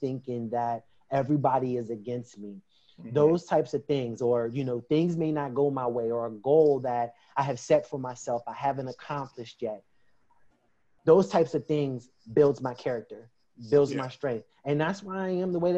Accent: Pittsburgh, Pennsylvania, United States; I'm born and raised in Pittsburgh, PA

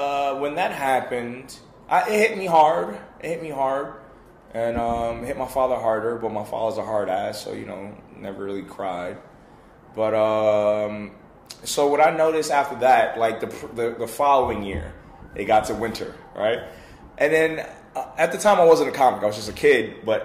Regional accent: Bronx, New York, United States; The Bronx.

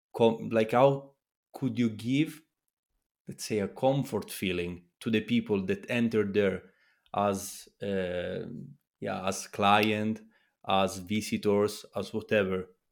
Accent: Italy; I come from Italy

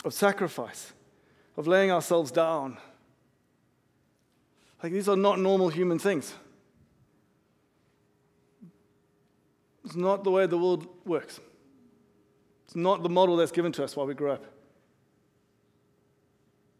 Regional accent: South Africa; I'm South African. I grew up in South Africa

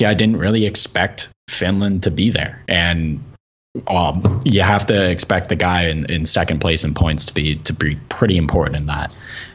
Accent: Canada; just as a Canadian

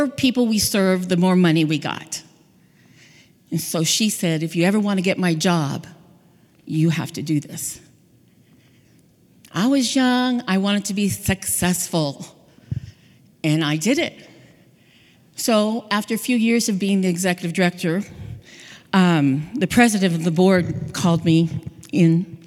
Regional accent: Hawaii, United States; moved away; also born or lived in California; I'm from Hawaii. I lived in California near the beach.

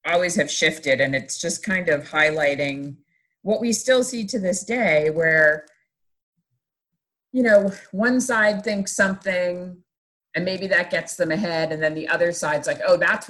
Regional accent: the North, Northeast, United States; also born or lived in New Jersey; now in Atlanta, United States; being a Northerner and going to church up north

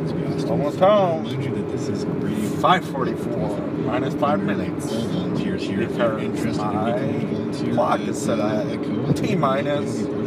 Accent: Canada; I'm Canadian, so I'm always smiling.

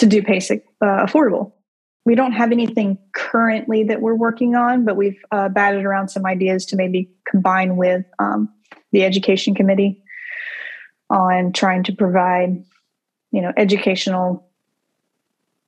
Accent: Centreville, Alabama, United States; moved away as an adult; also born or lived in Baltimore; I grew up in a little town called Centerville in Alabama

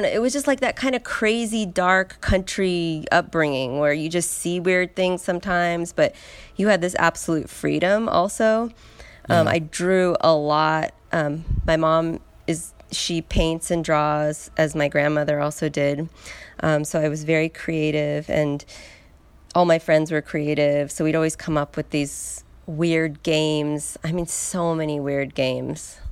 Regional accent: San Luis Obispo, California, United States; now in Los Angeles, United States; I'm from L.A. originally. I was born in L.A., but mainly I was raised in San Luis Obispo

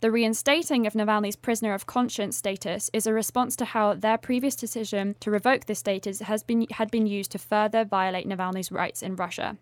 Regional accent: United Kingdom; as a Brit

